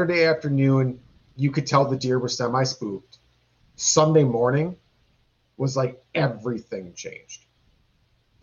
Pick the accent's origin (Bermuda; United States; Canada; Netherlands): United States; Wisconsin; we are from Wisconsin. It's a big drinking state